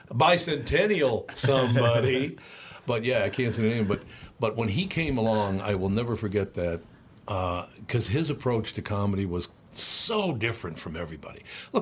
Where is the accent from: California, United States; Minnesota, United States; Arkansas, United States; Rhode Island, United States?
Minnesota, United States; Minneapolis; I was talking to Steve about growing up in North Minneapolis and how much I loved it and, you know, with all these different cultures.